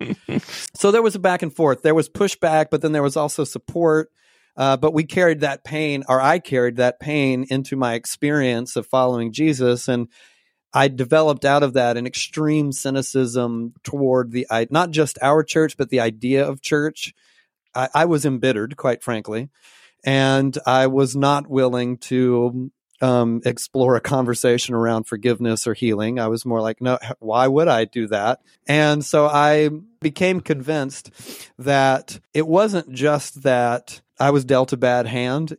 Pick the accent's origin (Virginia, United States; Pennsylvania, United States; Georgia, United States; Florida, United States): Georgia, United States; also born or lived in Portland, Oregon; now in Pacific Northwest, United States; my church on a regular basis in Georgia